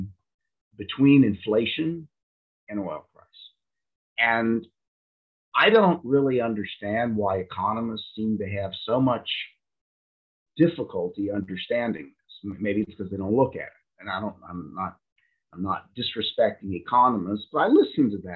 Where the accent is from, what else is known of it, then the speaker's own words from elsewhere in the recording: United States; I'm an American